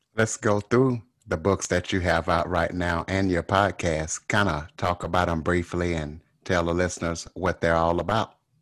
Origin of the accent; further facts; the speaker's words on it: Louisiana, United States; I'm from Louisiana, and I can definitely tell a, a Louisiana accent